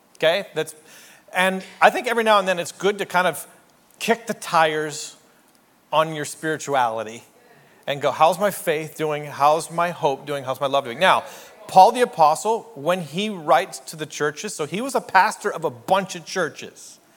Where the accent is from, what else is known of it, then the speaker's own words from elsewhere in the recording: Canada; moved away as an adult; also born or lived in New York City; I'm a Canadian.